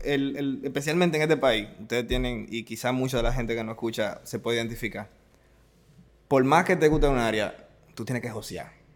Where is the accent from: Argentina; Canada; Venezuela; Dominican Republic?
Dominican Republic; San Francisco de Macorís, Duarte; moved away; yo vengo de, de la tercera ciudad de, este país, San Francisco de Macorís, serie 56